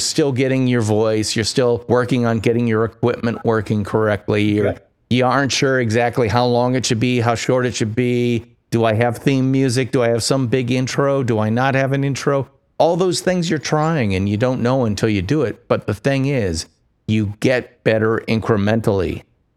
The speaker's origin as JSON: {"language": "English", "country": "United States", "said": "I'm an American"}